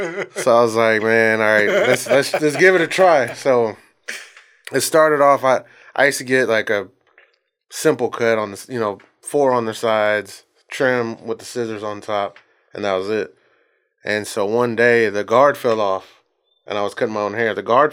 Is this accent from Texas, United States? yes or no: yes; Bryan, Texas, United States; Texas. Yeah, born and raised.